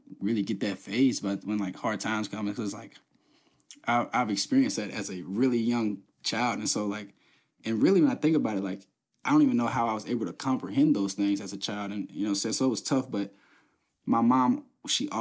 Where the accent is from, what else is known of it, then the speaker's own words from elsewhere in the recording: Covington, Kentucky, United States; I'm from Covington. I was born in Covington.